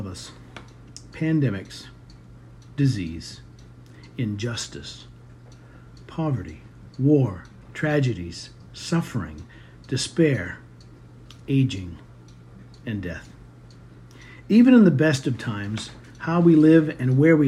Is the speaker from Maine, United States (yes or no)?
yes; Maine, United States; now in Arkansas, United States; We were both born and raised in Maine